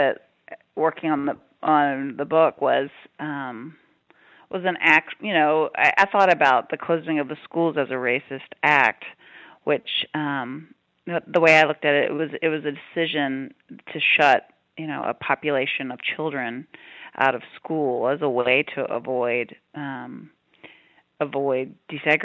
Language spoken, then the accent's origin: English; Prince Edward County, Virginia, United States; moved away as an adult; also born or lived in Oregon / California; I grew up in Prince Edward County and spent most of my life there before I went off to college